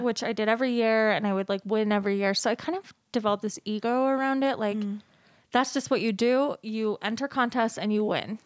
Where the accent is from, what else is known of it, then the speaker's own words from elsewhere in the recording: Salt Lake City, Utah, United States; I grew up in Salt Lake City, Utah, born and raised